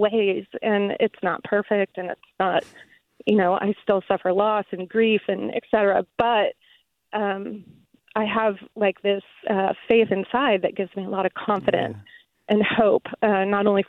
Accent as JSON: {"language": "English", "region": "Midwest", "country": "United States", "tie": "born or raised there", "moved": "as an adult", "lives_now": "San Jose, United States", "said": "I grew up in the Midwest"}